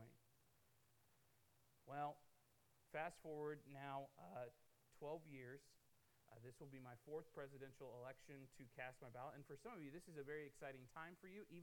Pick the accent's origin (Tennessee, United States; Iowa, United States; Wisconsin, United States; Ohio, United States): Iowa, United States; Davenport; moved away as an adult; now in Missouri, United States; I was born and raised in Davenport, Iowa.